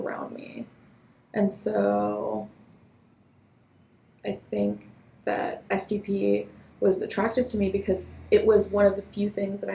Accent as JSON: {"language": "English", "town": "Los Angeles", "region": "California", "country": "United States", "tie": "born or raised there", "said": "I'm from Los Angeles. I've lived here a majority of my life."}